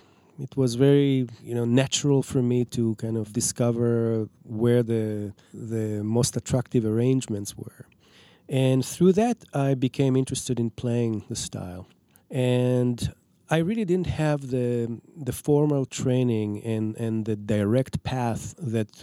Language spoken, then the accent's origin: English; Israel; now in Minneapolis, United States; I'm from Israel.